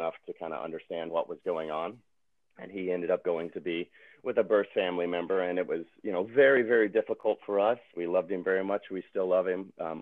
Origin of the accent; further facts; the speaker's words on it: Tennessee, United States; now in California, United States; I'm from Tennessee, my wife is from Wisconsin. We don't have any family here